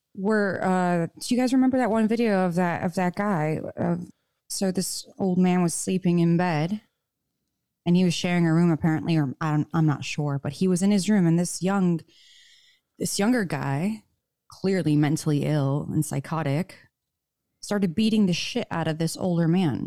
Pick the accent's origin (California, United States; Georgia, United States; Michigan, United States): Michigan, United States; now in Nevada, United States; the public schools I grew up in Michigan